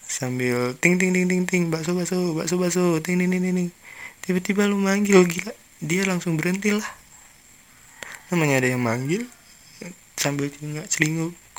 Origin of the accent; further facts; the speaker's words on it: Palembang, South Sumatra, Indonesia; aku kan orang Palembang